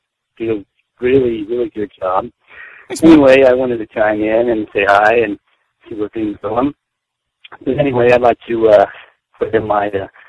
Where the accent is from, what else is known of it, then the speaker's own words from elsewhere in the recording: Utah, United States; I'm from Utah